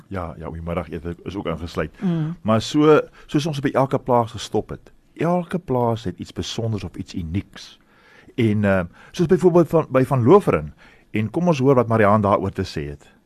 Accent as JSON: {"language": "Afrikaans", "town": "Stellenbosch", "region": "Western Cape", "country": "South Africa", "tie": "born or raised there", "said": "ek het nou in Stellenbosch groot geword"}